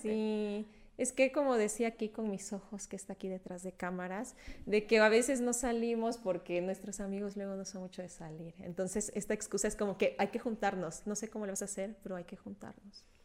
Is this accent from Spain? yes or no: no; Veracruz, Mexico; moved away; fui a, mi pueblo, a Veracruz porque acompañé a mi abuelita